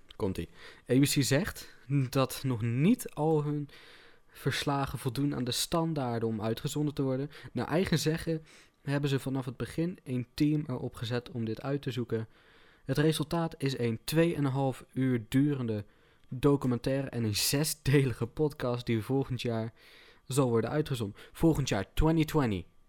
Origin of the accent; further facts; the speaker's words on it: North Brabant, Netherlands; Ik kom uit eh, West-Brabant, of in ieder geval de regio West-Brabant